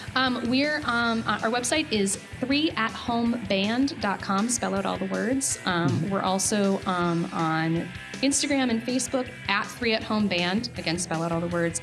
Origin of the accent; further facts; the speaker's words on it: Michigan, United States; moved away; the irony of growing up in Michigan, I've never been to Canada